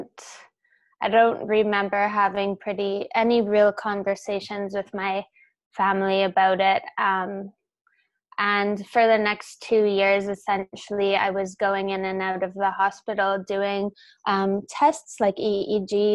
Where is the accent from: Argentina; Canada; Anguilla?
Canada; Calgary, Alberta; I'm from Calgary, Alberta in Canada